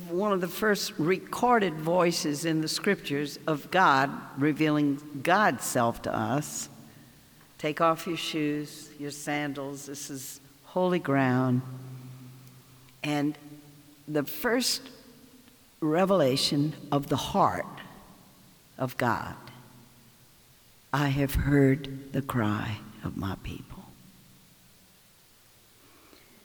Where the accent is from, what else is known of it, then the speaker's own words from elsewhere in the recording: the South, United States; accent: Southern; I'm from the South